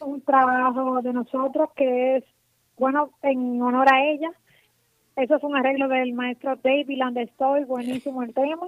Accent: Santiago Rodríguez, Dominican Republic; mi provincia, que es Santiago Rodríguez

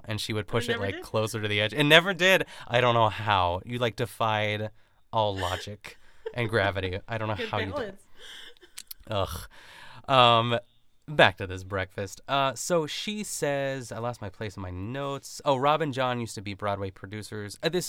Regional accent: Canada; It's like when you go out like and as a Canadian, like

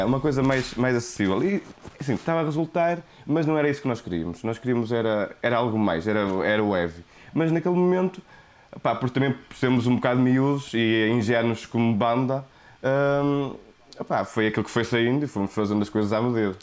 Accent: Porto, Norte, Portugal; accent: thick Porto accent; meu sotaque de Porto Serrinho

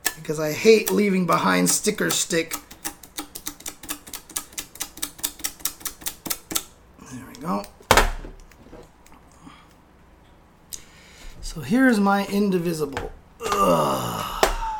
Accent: San Bernardino, California, United States; now in Los Angeles, United States; I grew up in San Bernardino, okay? I grew up in San Bernardino

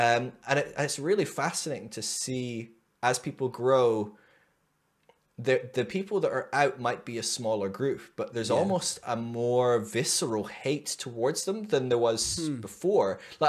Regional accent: Scotland, United Kingdom; I'm Scottish.

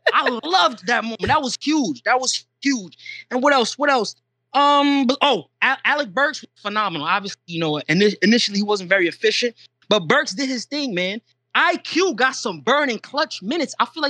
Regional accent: Toronto, Ontario, Canada; moved away; I was born in Toronto, so I love the Raptors. I love my family out there.

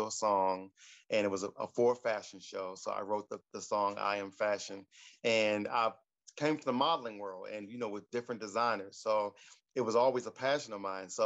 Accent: Baltimore, Maryland, United States; also born or lived in San Diego, California; now in California, United States; I'm from Baltimore, Maryland. I was born and raised there

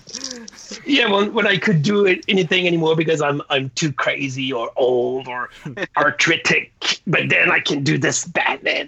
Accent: Canada; English is a second language; being French Canadian

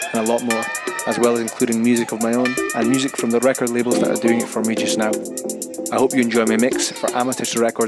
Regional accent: Scotland, United Kingdom; I'm from Scotland.

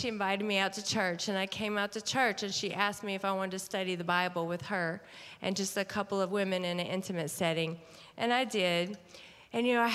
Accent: Mississippi, United States; also born or lived in Atlanta, Georgia; I was born in Atlanta, actually, Georgia, and then my parents divorced, so I moved to Mississippi. I grew up there

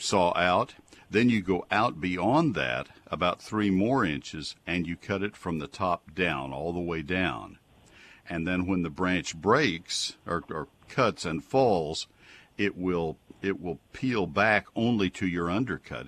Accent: College Station, Texas, United States; now in McKinney, United States; I grew up in College Station

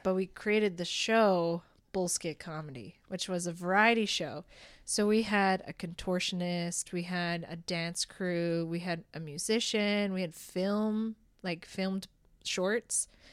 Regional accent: Rocky Mountain House, Alberta, Canada; now in Red Deer, Canada; I was from Rocky Mountain House

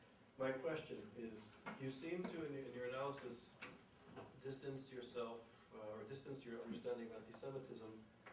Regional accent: Canada; I'm also Canadian

